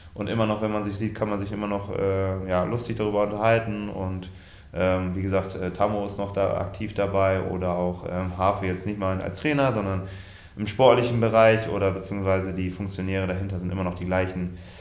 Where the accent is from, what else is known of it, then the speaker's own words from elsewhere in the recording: Germany; in Ort äh, Westerwolleding, wo ich aufgewachsen bin